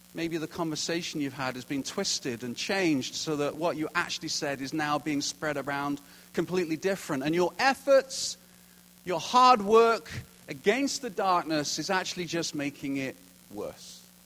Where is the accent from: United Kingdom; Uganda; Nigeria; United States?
United Kingdom; now in Kelowna, Canada; as a Brit